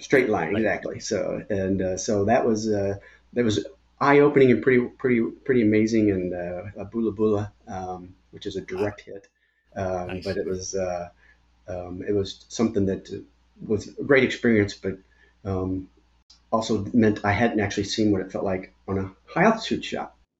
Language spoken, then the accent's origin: English; Irving, Texas, United States; also born or lived in Glendale, Arizona; I grew up in Irving, Texas, so I consider myself a Texan. Although I was born in Glendale, Arizona